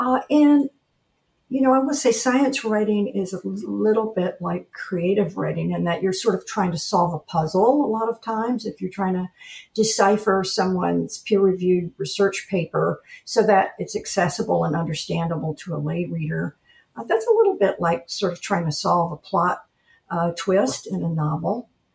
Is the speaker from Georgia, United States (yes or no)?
yes; Atlanta, Georgia, United States; moved away as an adult; also born or lived in Washington, D.C. / Delaware / Florida; now in Ponce Inlet, United States; I was raised in Atlanta, Georgia, before it became such a huge city. It was still kind of a big, small town at that point.